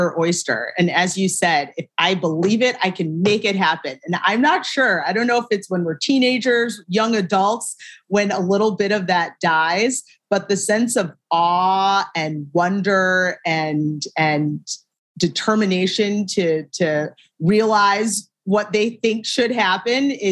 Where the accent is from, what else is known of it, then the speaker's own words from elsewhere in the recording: Shaker Heights, Ohio, United States; moved away as an adult; also born or lived in Syracuse, New York; I am from a town called Shaker Heights, Ohio. It's right outside of Cleveland, born and raised.